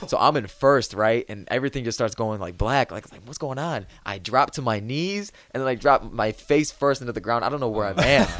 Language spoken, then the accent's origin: English; Illinois, United States; moved away as an adult; now in Nebraska, United States; I'm from Illinois. I, that's where I grew up.